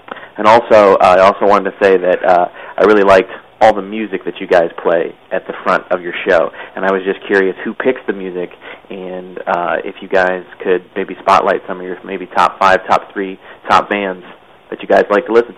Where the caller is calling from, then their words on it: Canton, Ohio, United States; I'm calling from Canton, Ohio.